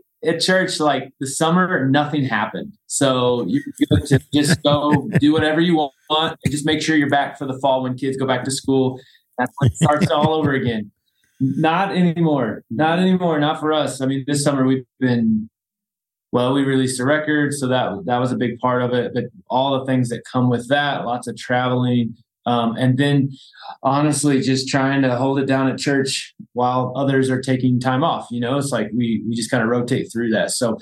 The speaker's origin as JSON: {"language": "English", "town": "Evansville", "region": "Indiana", "country": "United States", "tie": "born or raised there", "moved": "yes", "said": "my hometown, Evansville, Indiana"}